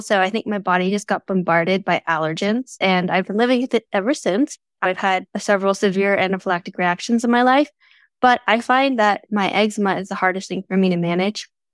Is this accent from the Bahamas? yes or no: no; Canada; I'm from Canada, and my dad loves to throw on fires